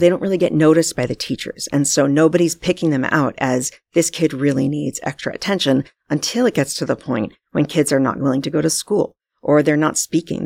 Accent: United States; moved away as an adult; now in Vancouver, Canada; I'm actually from the States, as you know.

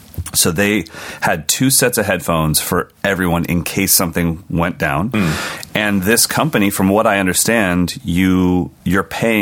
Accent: California, United States; as an American, especially a Californian

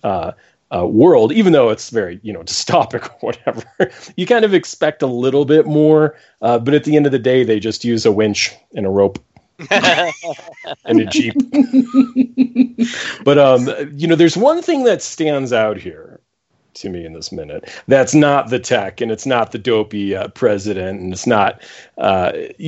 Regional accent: Buffalo, New York, United States; moved away; I'm from Buffalo originally. So I am a Buffalo Bills fan

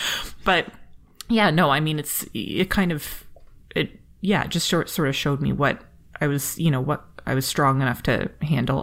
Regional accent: Canada

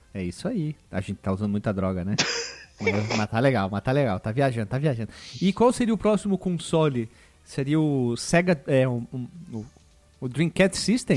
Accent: Brazil; nós somos brasileiros

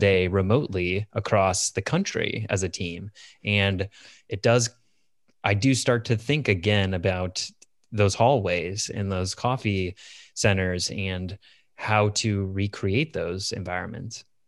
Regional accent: Chicago suburbs, Illinois, United States; moved away as an adult; also born or lived in Iowa City, Iowa; I grew up in the Chicago suburbs

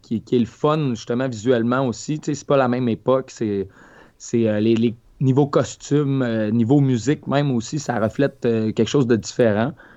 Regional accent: Lac Saint-Jean, Quebec, Canada; moved away; le lac Saint-Jean, ma terre natale

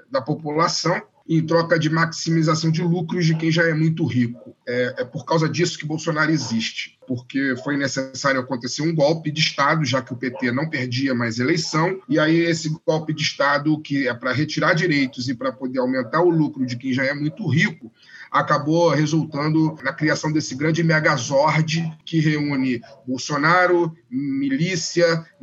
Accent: Brazil; como brasileiro e, e, como alguém que, né, que não tem escapatória, alguém que nasceu e que muito provavelmente vai morrer nesse país

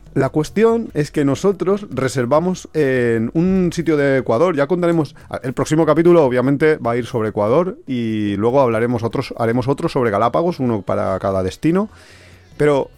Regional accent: Alicante, Valencian Community, Spain; nosotros somos de Alicante

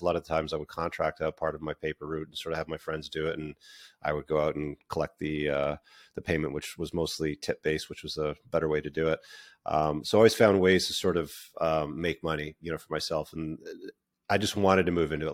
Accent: Toronto, Ontario, Canada; also born or lived in United Kingdom; I was born in the U K, but I grew up mostly in the Greater Toronto Area.

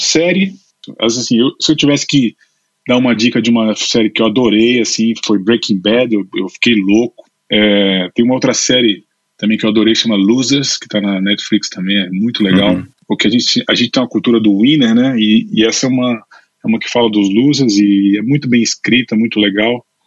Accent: Recife, Pernambuco, Brazil; moved away as an adult; also born or lived in Brasília / São Paulo / London; now in Spain; eu nasci em Brasília. Meus pais, meu pai é advogado e minha mãe é advogada. Os dois, meu pai, os dois funcionários públicos. Depois eu me mudei para Recife. Eu sempre digo que eu sou brasileiro, é, brasiliense, mas naturalizado pernambucano

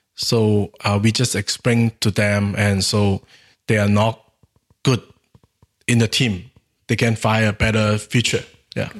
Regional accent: Guangxi, China; English is a second language; My hometown is in Guangxi Province

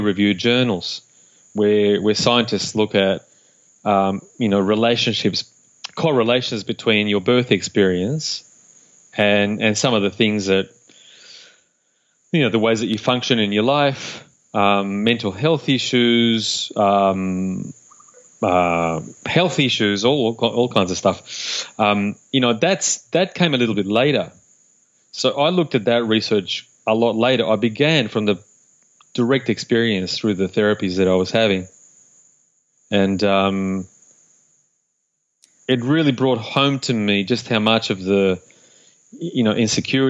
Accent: Uruguay; I was born in Uruguay in South America

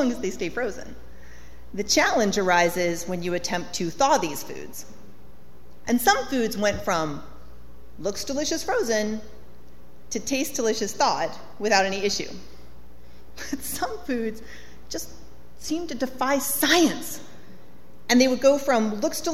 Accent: Colorado, United States; So, I grew up in Colorado in a trailer

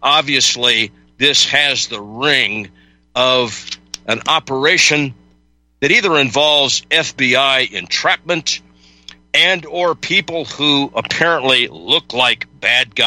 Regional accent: Midwest, United States; I'm a Midwesterner

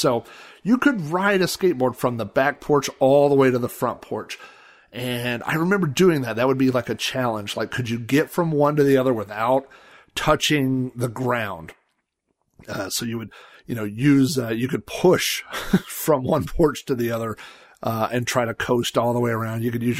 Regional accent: Sun Valley, United States; But we moved to the house I grew up in Sun Valley the summer that I turned 5 years old.

